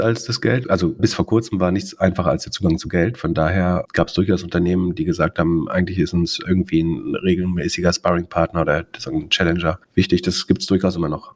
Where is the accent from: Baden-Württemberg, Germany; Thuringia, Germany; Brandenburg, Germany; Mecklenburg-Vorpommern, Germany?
Mecklenburg-Vorpommern, Germany; Greifswald; in der Stadt studiert, wo ich aufgewachsen bin